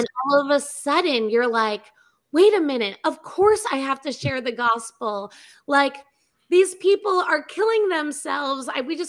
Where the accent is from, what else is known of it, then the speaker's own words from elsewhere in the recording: New York, United States; I'm from New York.